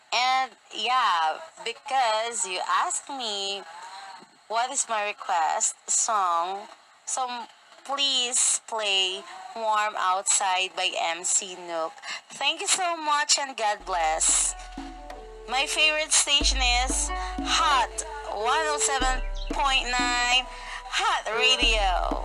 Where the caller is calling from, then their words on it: Philippines; I am calling from the Philippines.